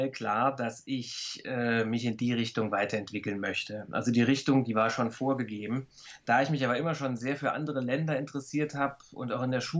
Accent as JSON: {"language": "German", "town": "Saarbrücken", "region": "Saarland", "country": "Germany", "tie": "born or raised there", "said": "Gut, ich bin in Saarbrücken groß geworden, da ist man halt auch schnell in Frankreich."}